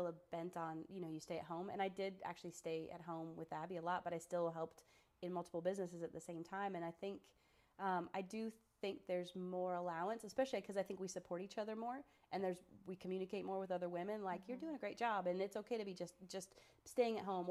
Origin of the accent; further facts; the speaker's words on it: Sarasota, Florida, United States; moved away as an adult; now in Cookeville, United States; Sarasota, my hometown